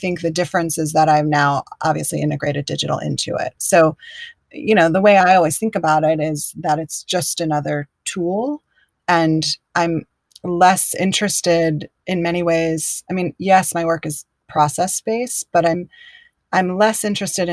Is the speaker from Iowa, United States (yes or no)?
no; Chapel Hill, North Carolina, United States; moved away as an adult; also born or lived in Durham / New York / San Francisco; I grew up where I'm living now. I grew up in Chapel Hill and Durham in North Carolina and moved away.